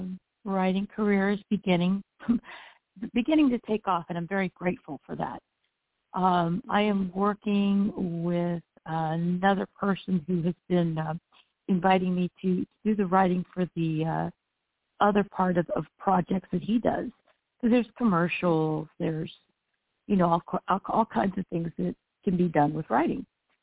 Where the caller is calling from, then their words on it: Florida, United States; I'm calling from Florida.